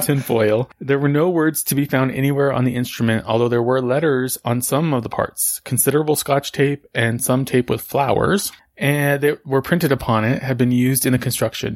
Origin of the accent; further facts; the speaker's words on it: Socorro, New Mexico, United States; where I grew up in Socorro